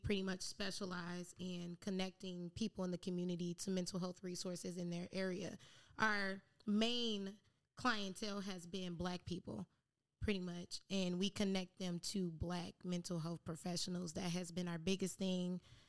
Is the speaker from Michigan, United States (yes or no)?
yes; Detroit, Michigan, United States; now in San Diego, United States; So, pretty much, I'm from Detroit and currently in San Diego.